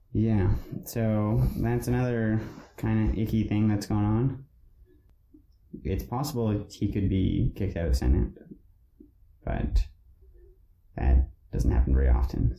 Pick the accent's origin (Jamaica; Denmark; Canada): Canada; British Columbia; we, as British Columbians